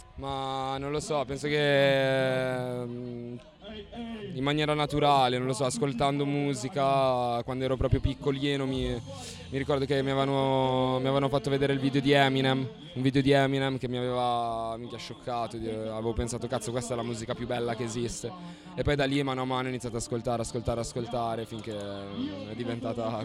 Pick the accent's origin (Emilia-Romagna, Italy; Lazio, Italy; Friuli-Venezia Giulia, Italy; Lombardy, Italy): Lombardy, Italy; Sesto San Giovanni; il 7 dicembre del 1992 a Sesto San Giovanni, che è una zona in periferia di Milano